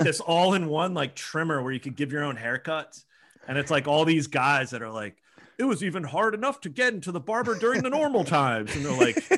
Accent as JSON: {"language": "English", "region": "Pennsylvania", "country": "United States", "tie": "born or raised there", "said": "I grew up with him in Pennsylvania"}